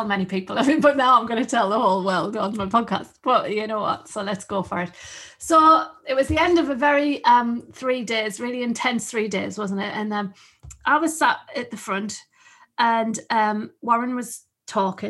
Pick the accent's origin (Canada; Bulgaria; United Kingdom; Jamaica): United Kingdom; the North East, North East England; I'm just from along the road